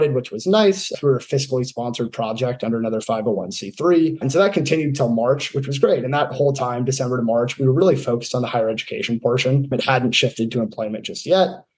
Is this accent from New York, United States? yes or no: no; California, United States; moved away as an adult; I grew up in California